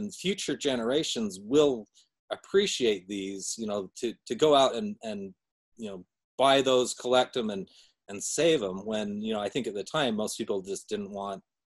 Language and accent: English; Salt Lake City, Utah, United States; Yeah, I was born in Salt Lake.